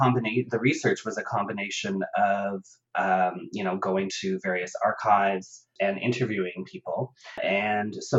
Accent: Ottawa, Ontario, Canada; I grew up in Ottawa and in Canada in the suburbs

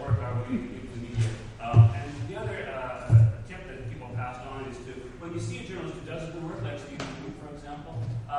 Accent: York, Yorkshire and the Humber, United Kingdom; from York.

